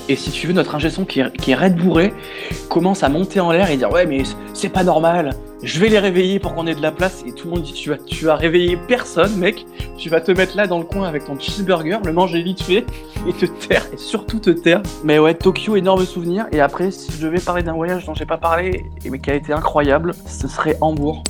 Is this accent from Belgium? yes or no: no; Aix-en-Provence, Provence-Alpes-Côte d'Azur, France; moved away as an adult; now in Paris, France; je suis originaire d'Aix-en-Provence